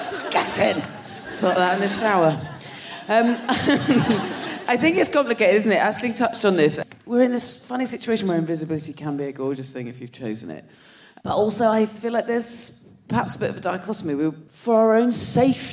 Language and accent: English; Dorset, South West England, United Kingdom; moved away; I'm from Dorset